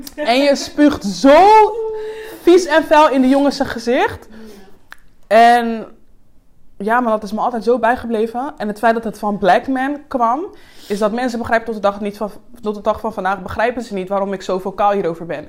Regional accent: Suriname; now in Netherlands; ik kom net uit Suriname. Ik, like, ik ben, daar ben ik geen black girl.

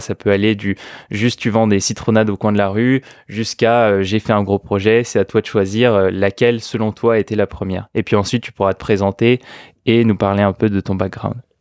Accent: France; accent: French; avec mon horrible accent français

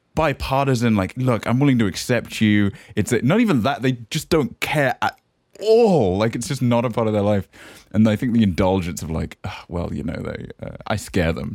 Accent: the Cotswolds, South West England, United Kingdom; moved away; also born or lived in San Francisco; I'm from the Cotswolds. We don't articulate any consonants.

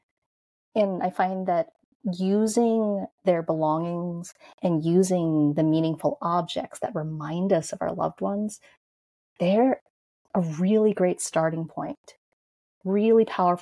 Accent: New York, United States; I grew up in New York, in Manhattan, in Chinatown.

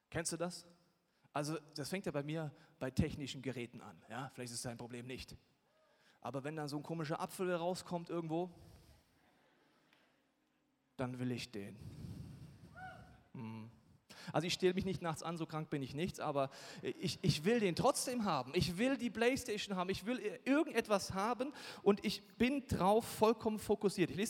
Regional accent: Bavaria, Germany; Und ich komme aus Bayern, da hat man gewisse Probleme, wenn man kurz keinen Alkohol trinken will.

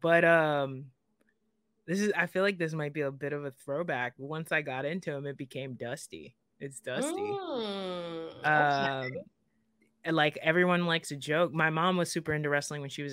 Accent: South Florida, United States; I'm from South Florida, closer to the Miami area, about an hour north of Miami

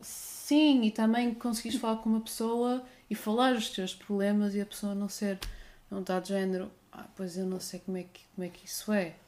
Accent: Guimarães, Norte, Portugal; also born or lived in Porto; now in Algarve, Portugal; eu sou originalmente da cidade de Berço, Guimarães

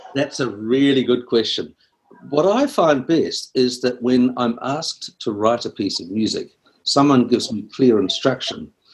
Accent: Wellington, New Zealand; I'm from uh, Wellington in New Zealand.

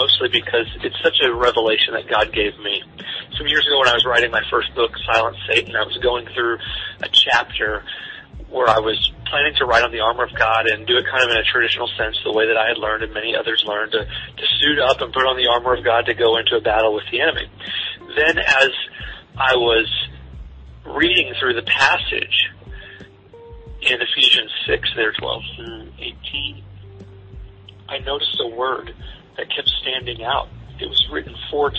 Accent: Southern Missouri, United States; I was raised in Southern Missouri

